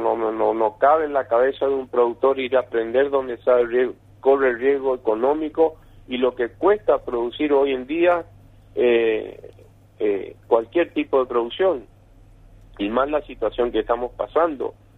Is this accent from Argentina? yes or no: yes; Argentina